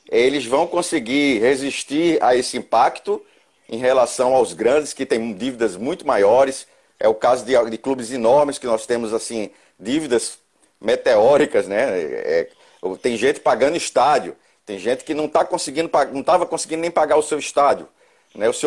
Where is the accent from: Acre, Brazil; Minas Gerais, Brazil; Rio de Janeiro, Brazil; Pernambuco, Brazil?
Pernambuco, Brazil; eu, eu sou pernambucano, mas já há 15 anos aqui no Rio Grande do Sul.